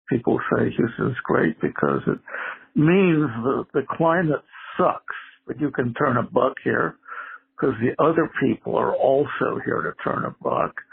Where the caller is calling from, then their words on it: Willis, Texas, United States; I'm a listener from Willis, Texas.